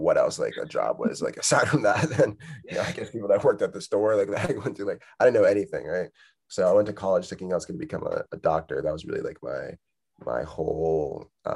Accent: United States; as a Nigerian growing up in America

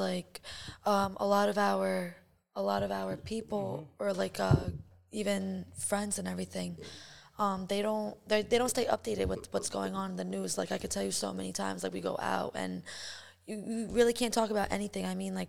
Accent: Bulgaria; now in United States; I'm from Bulgaria, but I'm Turkish. I was born in Bulgaria.

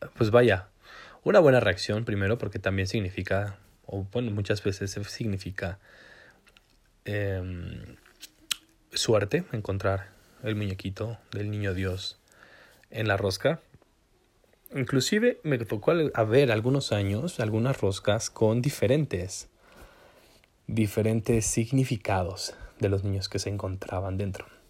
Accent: Zacatlán, Puebla, Mexico; yo de donde soy que es Zacatlán de las manzanas

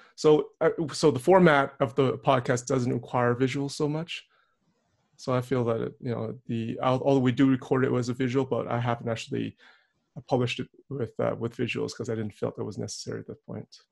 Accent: Edmonton, Alberta, Canada; now in Calgary, Canada; Calgary, where I currently reside, but I was born and raised in Edmonton

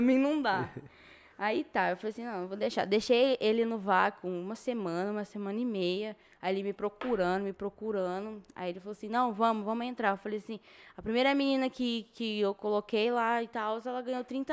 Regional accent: São José do Rio Preto, São Paulo, Brazil; Sim, nasci aqui em Rio Preto, criada em Rio Preto

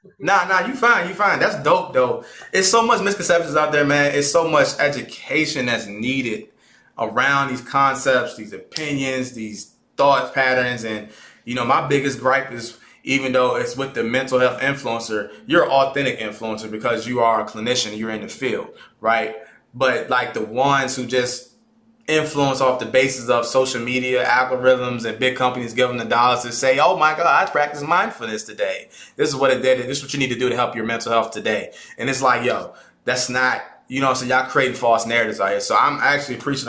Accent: Caroline County, Virginia, United States; I'm from Caroline County. I'm from the Caroline County, on to be exact. I don't claim Fredericksburg

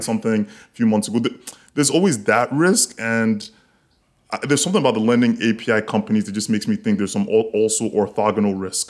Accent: Lagos, Nigeria; now in Miami, United States; I grew up in Lagos

